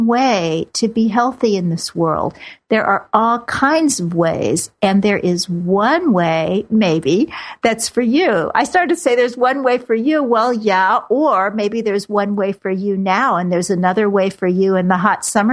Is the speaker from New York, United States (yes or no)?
no; Kansas City, Missouri, United States; moved away; I grew up in Kansas City where football is a sacrament